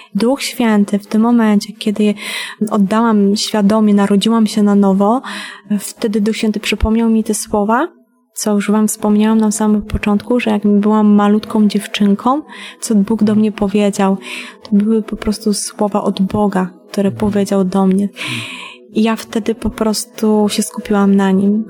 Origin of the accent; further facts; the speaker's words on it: Bieszczady, Subcarpathian Voivodeship, Poland; Pochodzę ogólnie z Podkarpacia, z Bieszczad. E, wychowywałam się w rodzinie patologicznej.